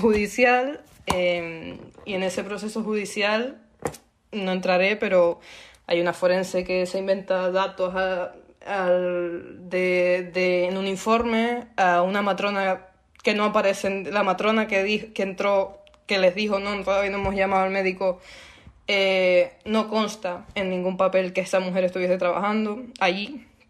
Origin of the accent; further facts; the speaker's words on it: Canary Islands, Spain; soy canaria como Sole